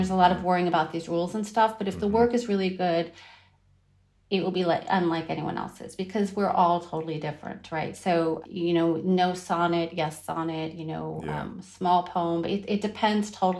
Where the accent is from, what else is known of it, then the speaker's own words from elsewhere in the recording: Northern California, United States; moved away as an adult; also born or lived in Wiesbaden, Germany; now in Berlin, Germany; I was born in Wiesbaden, Germany, at a U.S. military base. But we were raised, I have a brother and sister, and we were raised in Northern California